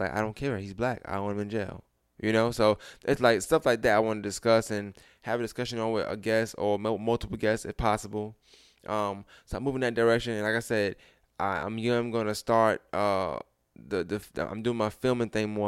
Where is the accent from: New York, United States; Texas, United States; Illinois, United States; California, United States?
New York, United States; moved away; I'm a New Yorker. It's, it's still in me.